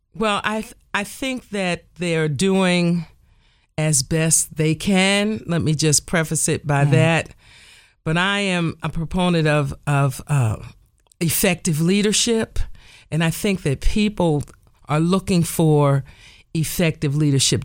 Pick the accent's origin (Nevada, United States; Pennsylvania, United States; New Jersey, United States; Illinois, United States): New Jersey, United States; Nutley; I grew up in the First Baptist Church of Nutley, New Jersey